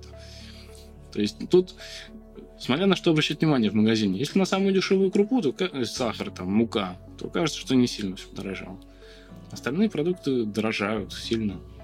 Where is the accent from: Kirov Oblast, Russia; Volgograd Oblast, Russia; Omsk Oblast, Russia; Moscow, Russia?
Volgograd Oblast, Russia; Volgograd; Я коренной волгоградец. Вырос здесь, на, в Краснооктябрьском районе.